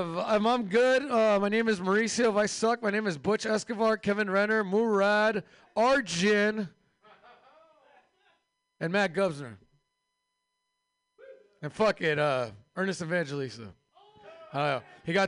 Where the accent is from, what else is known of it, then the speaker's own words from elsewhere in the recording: Turkey; I am from Turkey.